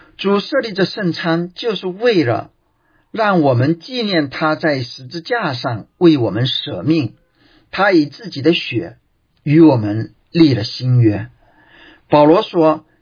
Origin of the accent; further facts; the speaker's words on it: China; 我们中国人